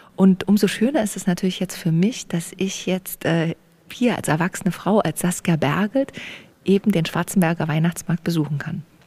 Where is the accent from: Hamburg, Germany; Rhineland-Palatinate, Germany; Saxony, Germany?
Saxony, Germany; Erzgebirge; moved away; in meiner Heimat, wo ich eben aufgewachsen bin